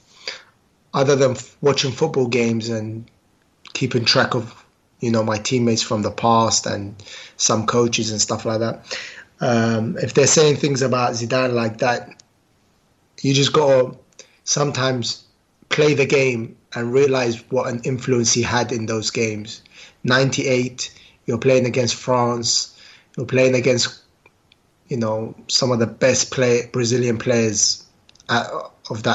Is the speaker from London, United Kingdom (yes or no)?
yes; London, United Kingdom; Queen's Park Rangers is my hometown club. So I support Queen's Park because that's where I grew up.